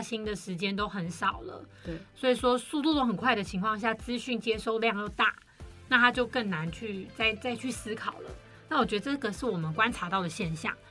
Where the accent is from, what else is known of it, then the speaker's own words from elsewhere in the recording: Taiwan; 我们台湾人